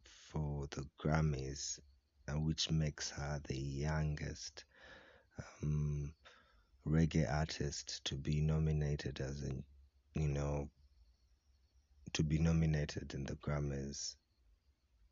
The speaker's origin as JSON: {"language": "English", "country": "Kenya", "said": "I'm from Kavarole and currently podcasting from Mwaboki, which is in Kisumbi B, Bukwali Village, Kavarole District"}